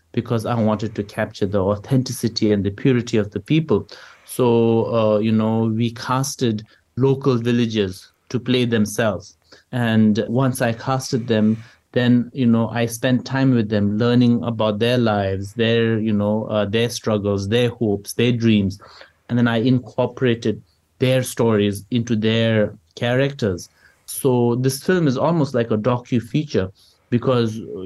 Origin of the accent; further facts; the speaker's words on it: Bhutan; whenever I tell people I'm from Bhutan